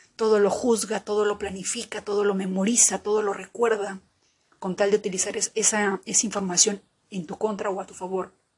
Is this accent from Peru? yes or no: yes; Peru; bendita la hora en que nací en Perú